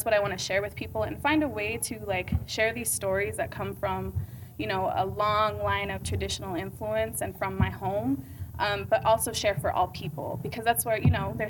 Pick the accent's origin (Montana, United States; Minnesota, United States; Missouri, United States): Montana, United States; moved away as an adult; now in Los Angeles, United States; I grew up on a reservation in Montana my whole life and moved to Los Angeles at 18